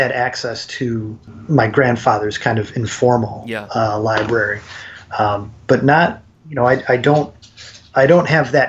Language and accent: English; Churchville, New York, United States; I grew up west of Rochester in Churchville.